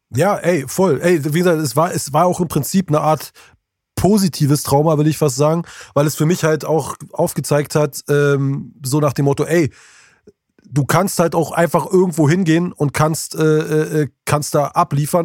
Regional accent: Berlin, Germany; hier bei uns in Berlin

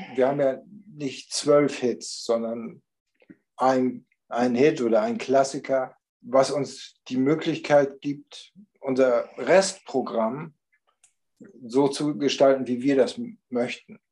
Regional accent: Germany; wir kommen aus Deutschland

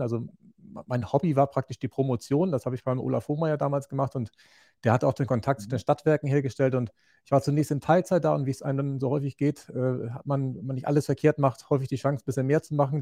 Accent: Schleswig-Holstein, Germany; moved away as an adult; Ursprünglich ja. komme ich vom äh, Bauernhof aus Großvolsche. Das ist im äh, in der Mitte Schleswig-Holsteins

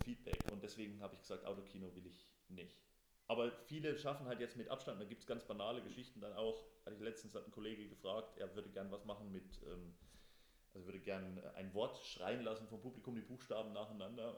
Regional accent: Thuringia, Germany; auf dem Land bei uns in Thüringen

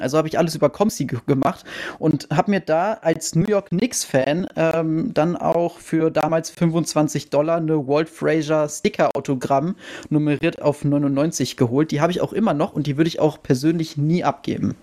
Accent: Wiesbaden, Hesse, Germany; ich komme ja aus Wiesbaden

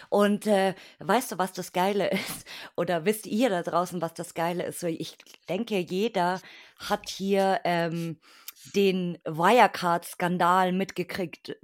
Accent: Bavaria, Germany; in der Ecke Bayern

